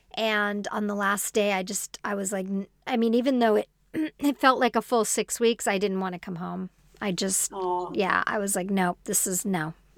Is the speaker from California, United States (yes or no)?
yes; Los Angeles, California, United States; and I'm from Los Angeles